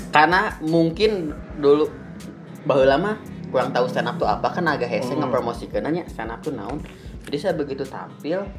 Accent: West Java, Indonesia; Di sana kan saya orang Sunda oge nya.

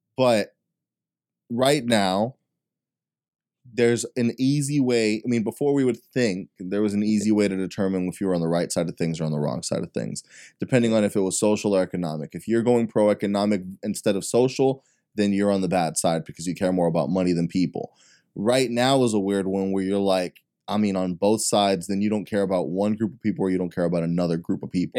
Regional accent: Texas, United States; I'm, I'm from Texas

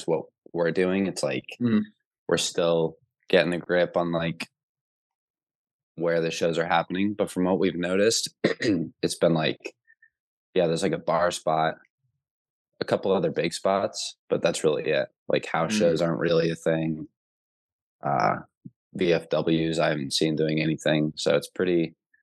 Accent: New Jersey, United States; now in Knoxville, United States; I'm originally from South Jersey, like outside of Philly

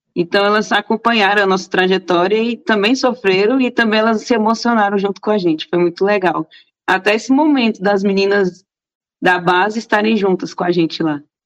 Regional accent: Brasília, Federal District, Brazil; moved away as an adult; now in São Paulo, Brazil; Sim, eu nasci em Brasília. É... Minha família toda é de Brasília, minha mãe foi nascida lá já, a minha geração já é toda brasiliense

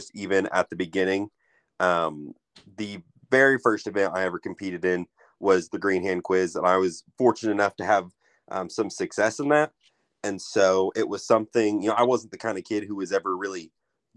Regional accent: Skiatook, Oklahoma, United States; I am originally from Skytook, Oklahoma

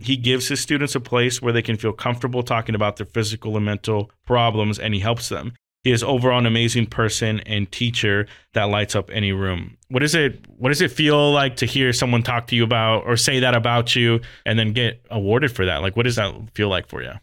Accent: Las Vegas, Nevada, United States; moved away as an adult; I'm originally from Las Vegas, but being away for thirteen years now

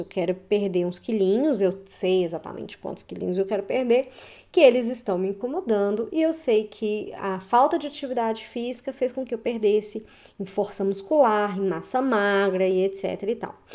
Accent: Belo Horizonte, Minas Gerais, Brazil; eu sou de Belo Horizonte, Minas Gerais

